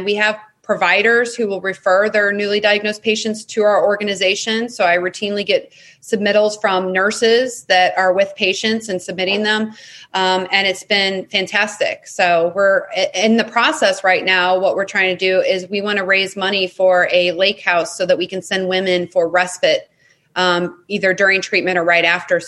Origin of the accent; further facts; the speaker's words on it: St. Louis, Missouri, United States; my hometown in St. Louis.